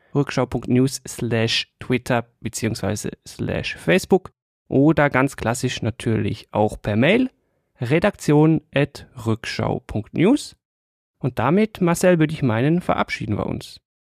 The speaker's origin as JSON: {"language": "German", "country": "Switzerland", "said": "an mir als Schweizer"}